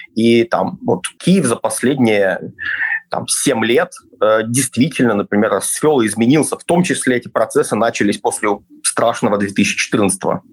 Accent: Belarus; moved away as an adult; also born or lived in Ukraine; мы скорее северяне, мы скорее относимся к скандинавам, мы белорусы

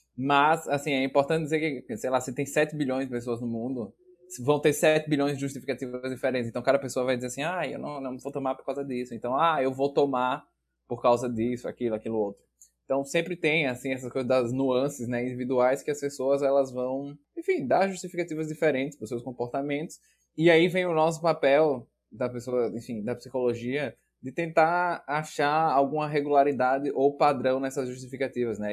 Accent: Aracaju, Sergipe, Brazil; moved away as an adult; now in Porto Alegre, Brazil; Embora eu seja de Aracaju, eu mudei de Aracaju para Porto Alegre para fazer a graduação em psicologia.

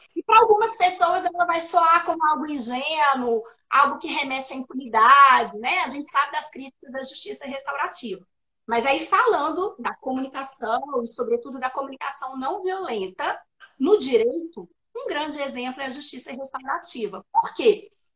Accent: Minas Gerais, Brazil; nós mineiros, a gente omite o S no final da palavra

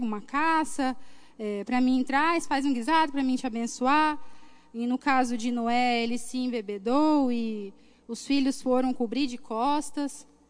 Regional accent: Cuiabá, Mato Grosso, Brazil; born or raised there

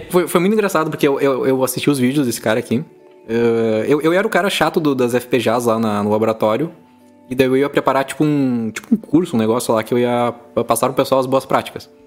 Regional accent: Palmeira das Missões, Rio Grande do Sul, Brazil; born there; now in Porto Alegre, Brazil; aqui, do, de Porto Alegre, Rio Grande do Sul. Eu nasci em Palmeira das Missões. Uma cidade desconhecida, fica no norte do estado.

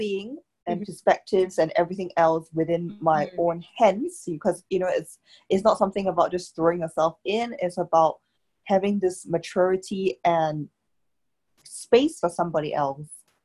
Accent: Singapore; moved away as an adult; also born or lived in Cambridge; I come from Singapore and it's very small, it's very fast

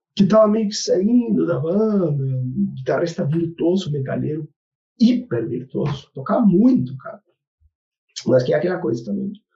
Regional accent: Argentina; Portuguese is a second language; moved away as an adult; also born or lived in Rio Grande do Sul, Brazil; now in Brazil; toquei em bandas metal na Argentina, né? Eu sou argentino

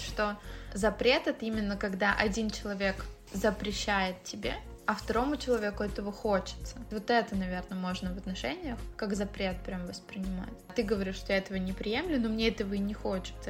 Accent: Russia; я выросла, получается, в России

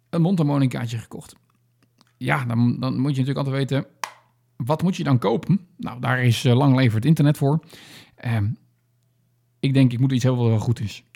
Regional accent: Netherlands; als echt een Nederlander

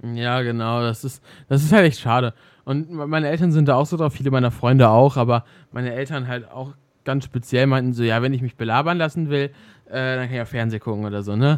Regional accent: Germany; hier bei uns in Deutschland

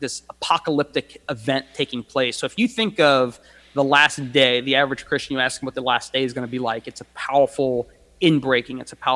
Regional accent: United States; We're Americans

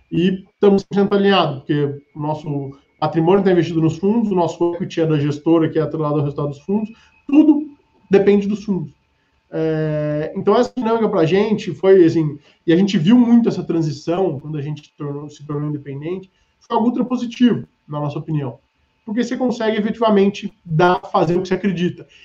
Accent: Ribeirão Preto, São Paulo, Brazil; eu sou do interior, é, sou do interior de São Paulo, de Ribeirão Preto.

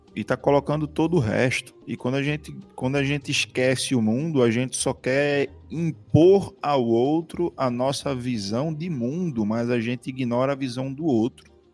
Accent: Northeast Region, Brazil; accent: Nordestino; o nosso sotaque e colocar o nosso sotaque na música

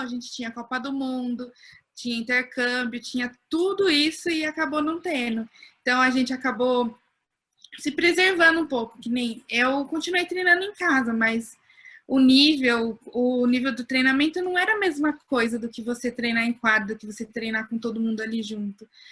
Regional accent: Pinhão, Paraná, Brazil; eu não sou de São Paulo, eu sou de uma cidade chamada Pinhão, bem no interior do Paraná

